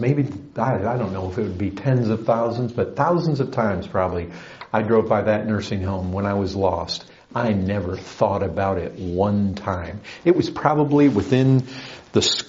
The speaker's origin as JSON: {"language": "English", "town": "Paw Paw", "region": "Michigan", "country": "United States", "tie": "born or raised there", "also_born_or_lived": "Kalamazoo, Michigan", "moved": "yes", "said": "My hometown was about 20 miles away"}